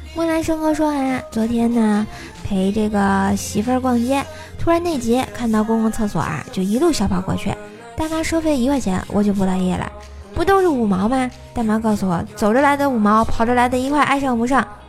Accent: Tianjin, China; 我们天津人要崛起

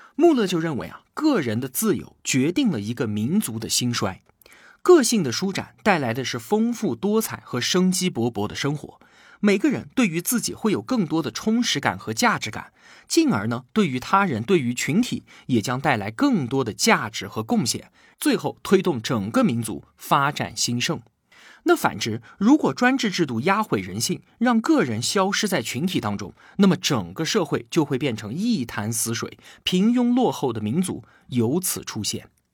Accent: China; 我们中国人历来安土重迁

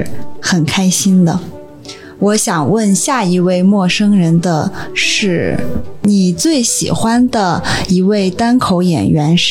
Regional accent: Xi'an, Shaanxi, China; Hello，我是…，我来自西安，这次专门来北京参加单立人喜剧周，非常开心。

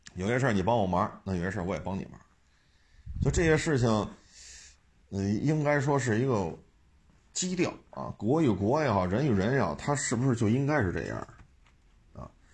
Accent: China; 我们中国人

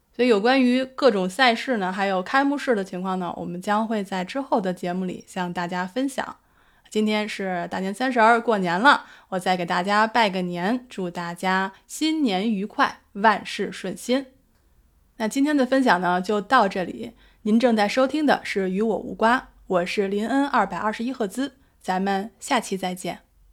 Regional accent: Beijing, China; 因为我的故乡是在北京

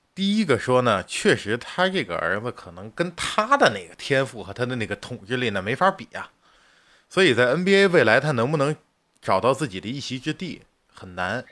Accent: China; 我们作为中国人

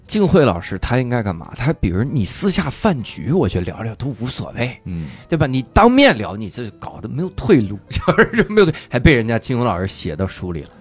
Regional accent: Inner Mongolia, China; 我老家是内蒙

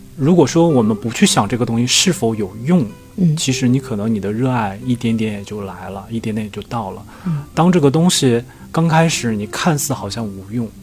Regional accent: China; 我们中国人

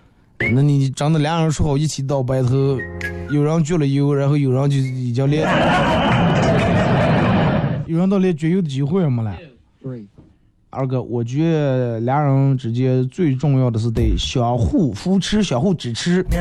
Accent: Northeast China, China; 带我一个朋友回我们老家，老家在东北

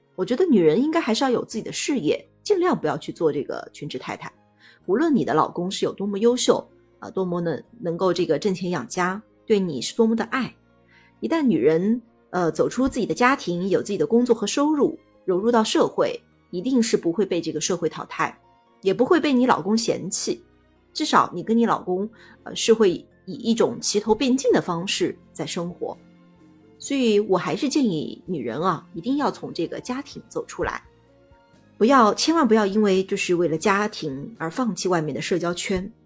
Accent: Ningbo, Zhejiang, China; 我来自浙江宁波，现在是三个娃的妈妈

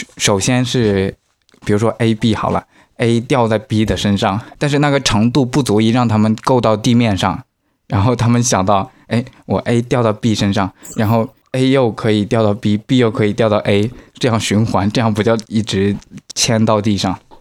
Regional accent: China; 我们中国人多啊

